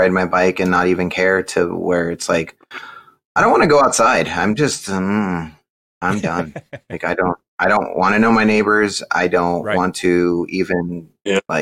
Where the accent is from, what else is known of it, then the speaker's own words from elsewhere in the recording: Southern California, United States; I'm from Southern California